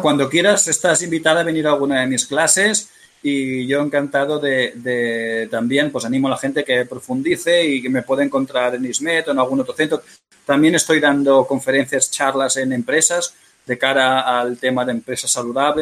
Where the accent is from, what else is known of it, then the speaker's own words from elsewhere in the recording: Catalonia, Spain; Yo soy catalán